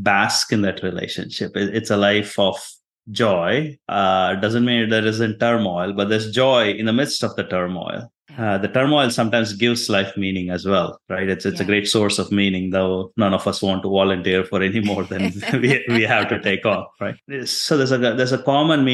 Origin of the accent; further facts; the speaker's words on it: India; now in Texas, United States; I'm Indian or I'm Christian